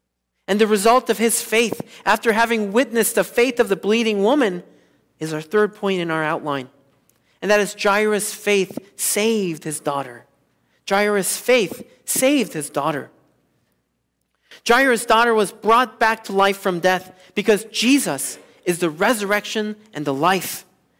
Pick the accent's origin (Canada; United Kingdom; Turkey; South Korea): South Korea; moved away; Most of you know that I grew up in South Korea in the 1980s.